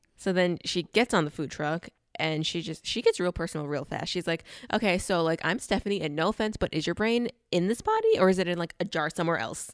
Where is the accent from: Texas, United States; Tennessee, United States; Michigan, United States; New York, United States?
New York, United States; New York